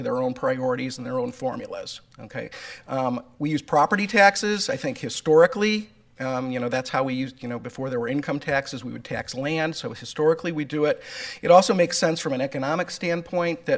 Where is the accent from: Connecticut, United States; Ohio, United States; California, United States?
Ohio, United States; Cleveland Heights; I am a native Clevelander. I grew up in Cleveland Heights and graduated from Cleveland Heights High School